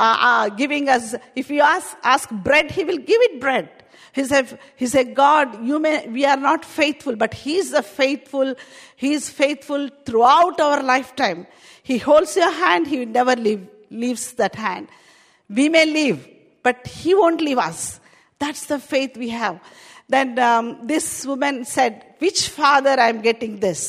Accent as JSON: {"language": "English", "country": "India", "accent": "Indian", "second_language": "English", "moved": "yes", "lives_now": "United Kingdom", "said": "My Indian accent."}